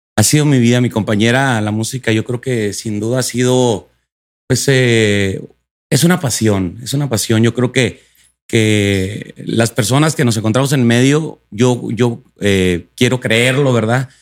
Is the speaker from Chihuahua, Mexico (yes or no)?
yes; Delicias, Chihuahua, Mexico; yo en mi tierra natal, Chihuahua